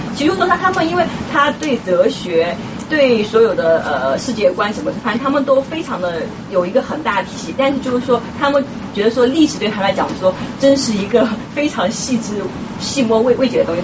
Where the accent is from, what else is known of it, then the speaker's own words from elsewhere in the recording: China; 只有我们中国人这样